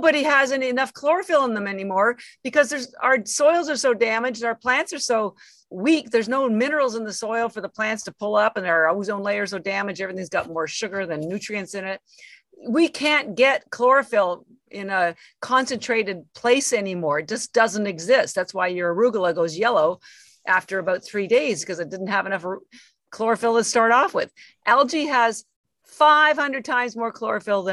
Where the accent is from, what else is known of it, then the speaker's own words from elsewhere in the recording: Canada; I'm Canadian. And so, you know, I had three jobs to put myself through school